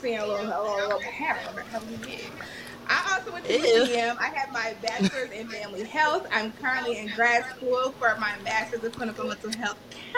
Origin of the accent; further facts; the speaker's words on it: Kansas City, Missouri, United States; moved away as an adult; now in Dallas, United States; I am from Kansas City, Missouri